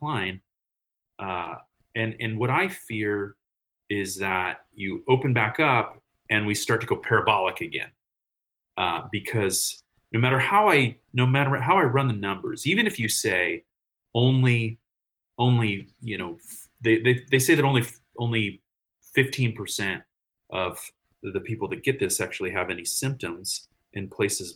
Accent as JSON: {"language": "English", "town": "Morgan Hill", "region": "California", "country": "United States", "tie": "born or raised there", "said": "I grew up south of San Jose, so on the outskirts with the cows"}